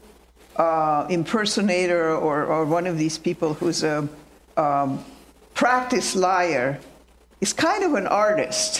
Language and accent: English; Romania; moved away; I'm from Romania